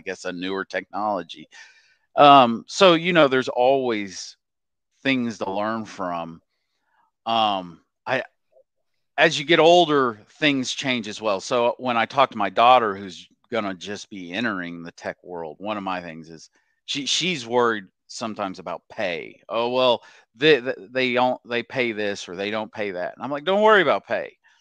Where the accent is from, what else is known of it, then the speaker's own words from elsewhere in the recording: Oklahoma, United States; moved away as an adult; also born or lived in Nashville / Dallas; born and raised in Oklahoma